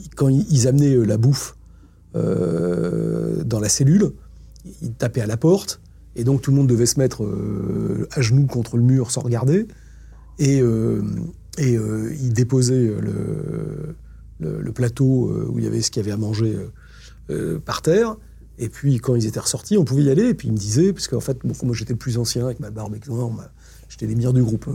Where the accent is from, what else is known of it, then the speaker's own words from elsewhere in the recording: France; en tant que Français